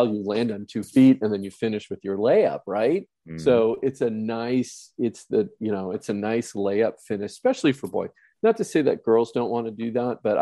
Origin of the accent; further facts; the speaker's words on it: Wisconsin, United States; now in California, United States; I am from Wisconsin now living in California